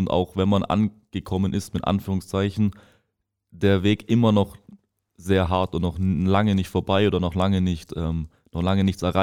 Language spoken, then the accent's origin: German; Ravensburg, Baden-Württemberg, Germany; born there; Ähm, ich bin 19 Jahre alt, ähm, komme gebürtig aus Ravensburg